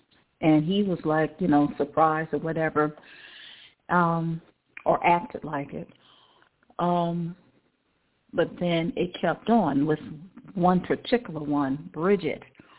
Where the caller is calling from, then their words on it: Cleveland, Ohio, United States; I'm calling from Cleveland, Ohio.